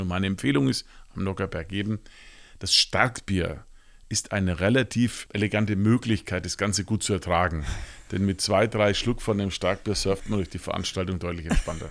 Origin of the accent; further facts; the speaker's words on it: Nuremberg, Bavaria, Germany; ich bin zum Beispiel als, als Franke hier gebürtig